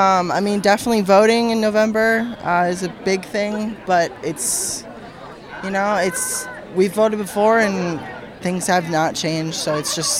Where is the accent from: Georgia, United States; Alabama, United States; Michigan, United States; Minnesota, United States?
Minnesota, United States; I'm from Minnesota